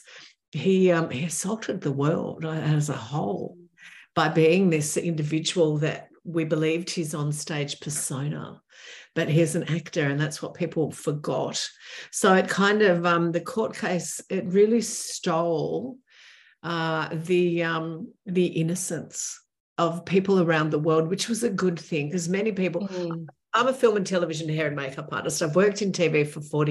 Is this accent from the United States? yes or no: no; Australia; I'm the Australian television makeup artist who helped put Rolf Harris in jail.